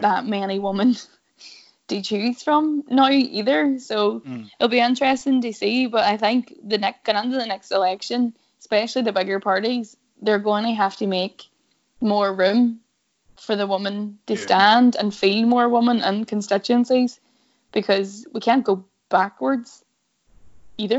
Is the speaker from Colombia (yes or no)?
no; Derry, Northern Ireland, United Kingdom; I'm from Derry, which wouldn't be a DUP constituency